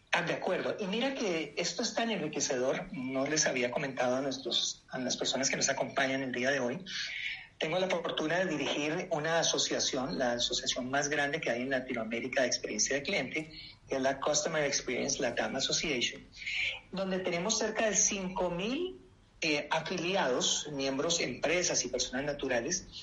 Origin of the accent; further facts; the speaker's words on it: Colombia; moved away; also born or lived in United States; Soy colombiano, nacionalizado en Estados Unidos hace 25 años